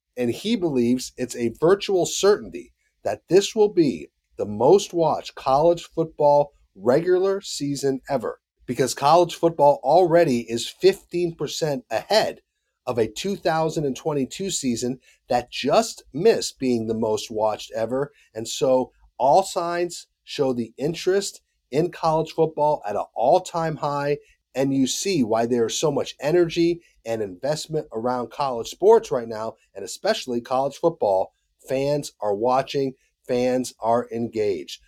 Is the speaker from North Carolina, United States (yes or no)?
yes; Charlotte, North Carolina, United States; right here in my hometown of Charlotte, North Carolina